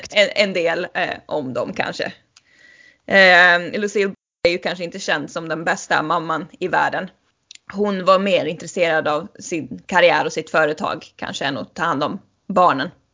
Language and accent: Swedish; Sweden; som svensk